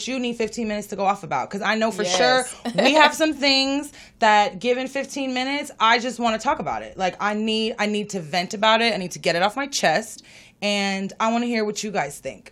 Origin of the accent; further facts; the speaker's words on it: Los Angeles, California, United States; I'm born and raised in West L.A.